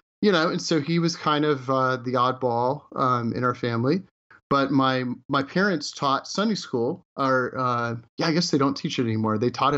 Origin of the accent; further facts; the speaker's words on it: Houston, Texas, United States; moved away; also born or lived in New Orleans; I grew up in Houston, and I grew up in a Texas Baptist family.